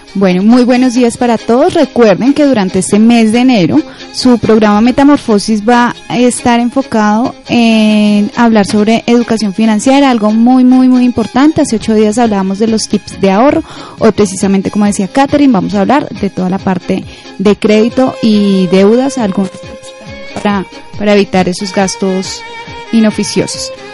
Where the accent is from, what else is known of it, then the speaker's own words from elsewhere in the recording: Colombia; a nosotros, como los colombianos